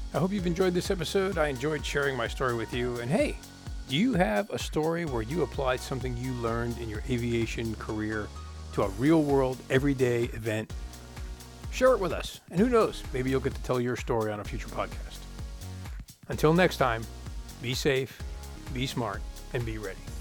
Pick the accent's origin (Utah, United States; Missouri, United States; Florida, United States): Florida, United States; I'm from Florida